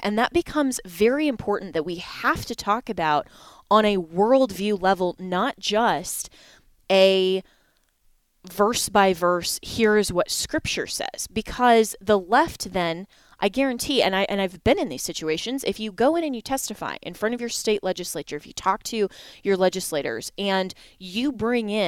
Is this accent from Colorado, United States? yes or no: yes; Colorado, United States; here in my home state of Colorado